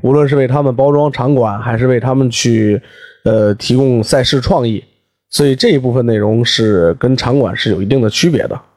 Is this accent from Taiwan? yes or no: no; Beijing, China; 还代表东城区参加过北京的比赛